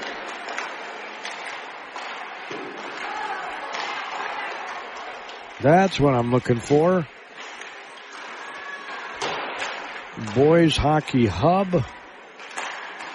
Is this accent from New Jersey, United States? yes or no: no; Spring Valley, Minnesota, United States; I grew up in Spring Valley, Minnesota